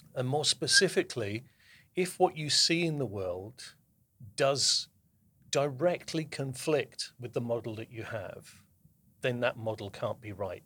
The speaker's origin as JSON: {"language": "English", "region": "the south of England", "country": "United Kingdom", "tie": "born or raised there", "moved": "as an adult", "lives_now": "New Jersey, United States", "said": "I was, uh, born and brought up in the south of England, and I moved to the United States, uh, in twenty fifteen."}